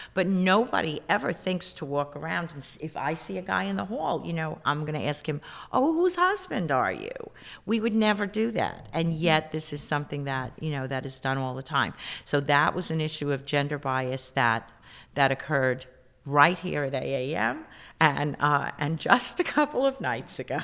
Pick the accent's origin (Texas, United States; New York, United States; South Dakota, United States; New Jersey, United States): New York, United States; New York City; growing up in the South Bronx